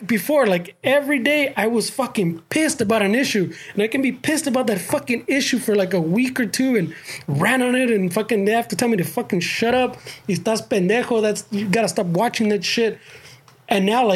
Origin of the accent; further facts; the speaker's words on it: United States; as Chicanos, I like to think we're American first